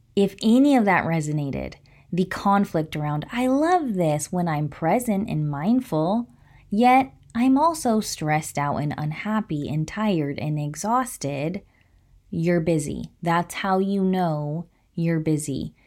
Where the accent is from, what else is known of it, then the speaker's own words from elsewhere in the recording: Placer County, California, United States; I'm from Placer County